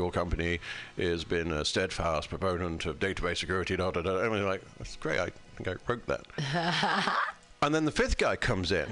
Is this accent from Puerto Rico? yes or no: no; United Kingdom; I'm British